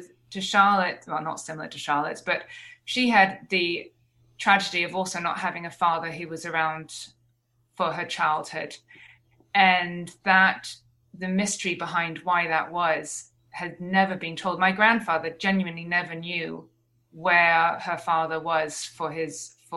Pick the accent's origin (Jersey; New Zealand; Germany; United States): Jersey; I grew up in Jersey